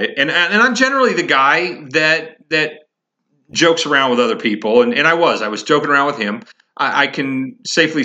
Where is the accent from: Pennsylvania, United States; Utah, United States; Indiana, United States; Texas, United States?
Indiana, United States; also born or lived in Colorado; now in Massachusetts, United States; I grew up in Indiana